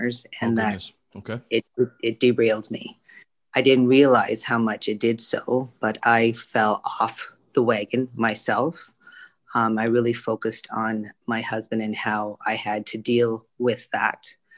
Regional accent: Canada; also born or lived in Vietnam; I moved to Canada when I was three.

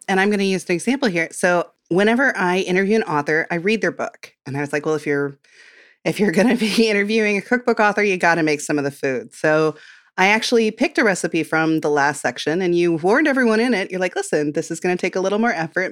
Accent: Midwest, United States; I'm from the Midwest

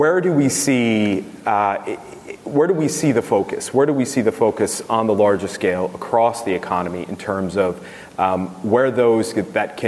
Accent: United States; accent: American; moved away; I have a U.S. citizenship still. As you can tell by my accent

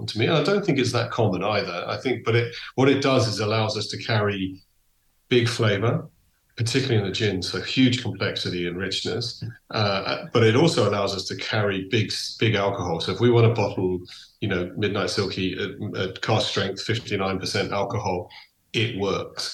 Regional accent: England, United Kingdom; moved away; also born or lived in Donegal; So I grew up in England, but my heart is 100% Irish.

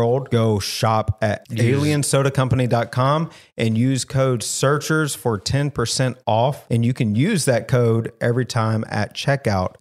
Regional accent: the South, United States; I'm from the South. I know what cream of chicken is because we make casseroles here in the South

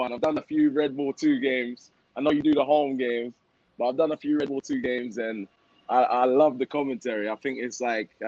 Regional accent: London, United Kingdom; also born or lived in Leeds; now in Miami, United States; South London kid, born in Leeds, but I moved after 2 months.

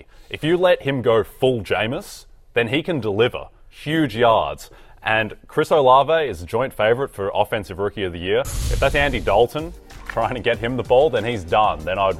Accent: Australia; accent: Australian; I'm from Australia

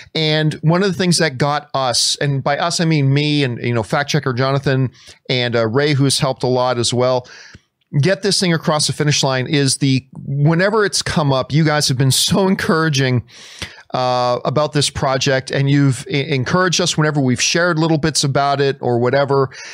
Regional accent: Canada; I'm Canadian

